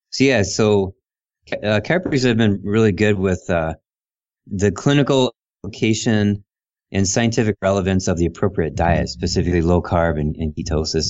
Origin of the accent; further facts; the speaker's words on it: Ohio, United States; moved away as an adult; also born or lived in Illinois / Ann Arbor, Michigan; I moved from Illinois back to Ohio, mm-hmm. and I lived with my sister